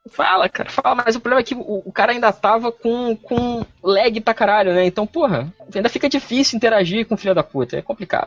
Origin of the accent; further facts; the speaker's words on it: Espírito Santo, Brazil; eu sou do Espírito Santo